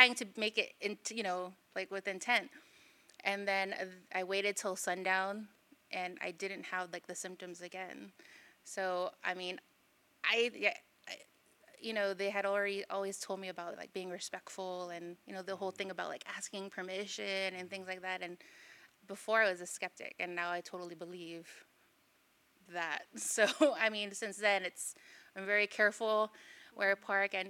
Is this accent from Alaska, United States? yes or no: no; California, United States; now in Guam; I was born in California